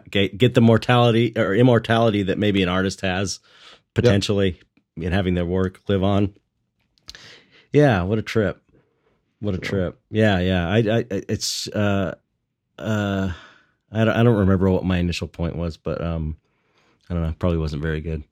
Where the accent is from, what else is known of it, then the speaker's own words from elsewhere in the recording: Los Angeles, California, United States; I grew up in San Pedro, which is like blue collar longshoreman town.